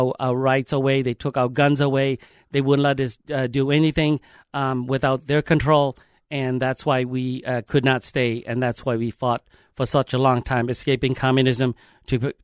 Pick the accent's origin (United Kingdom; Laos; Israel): Laos; now in Minnesota, United States; I am originally from Laos, Southeast Asia